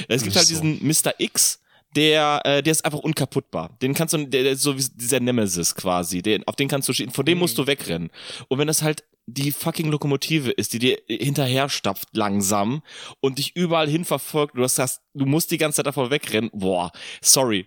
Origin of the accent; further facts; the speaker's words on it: Poland; moved away; Ich komme aus Polen